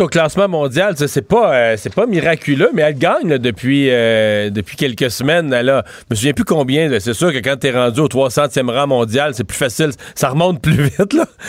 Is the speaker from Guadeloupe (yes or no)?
no; Eastern Quebec, Canada; chez nous, dans, dans mon coin de pays, dans l'Est du Québec